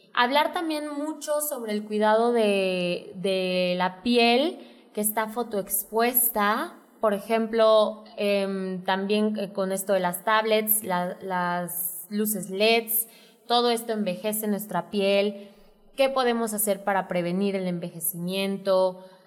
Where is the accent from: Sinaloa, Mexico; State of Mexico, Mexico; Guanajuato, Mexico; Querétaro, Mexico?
Querétaro, Mexico; Santiago de Querétaro; yo soy queretana, 100%, yo nací aquí en Querétaro, me encanta la ciudad